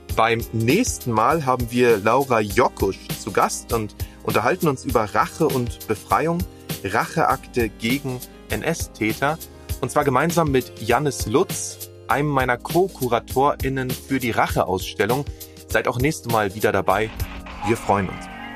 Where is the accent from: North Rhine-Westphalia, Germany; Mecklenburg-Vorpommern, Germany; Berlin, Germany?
Berlin, Germany; als Berliner